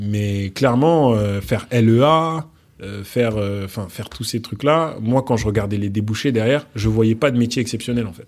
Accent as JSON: {"language": "French", "town": "Mantes-la-Jolie", "region": "Île-de-France", "country": "France", "tie": "born or raised there", "also_born_or_lived": "Portugal", "said": "je suis né euh, au Portugal. Ah. mes parents ont vécu au Portugal avant de venir en France et, mhm. de, et après avoir quitté le Sénégal et la Guinée. Et j'ai grandi ensuite en, en, région parisienne."}